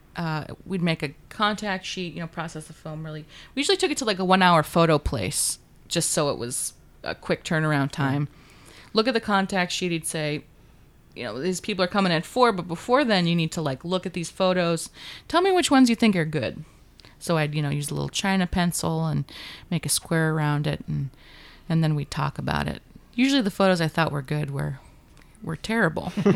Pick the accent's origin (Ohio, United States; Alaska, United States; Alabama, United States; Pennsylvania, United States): Alaska, United States; Juneau; moved away; I grew up in Alaska's capital in Juneau